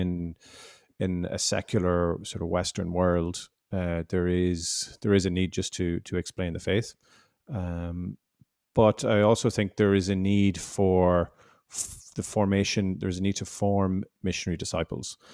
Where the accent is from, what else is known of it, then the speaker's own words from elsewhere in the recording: Ireland; also born or lived in Canada; I'm, I'm from Ireland. I'm Irish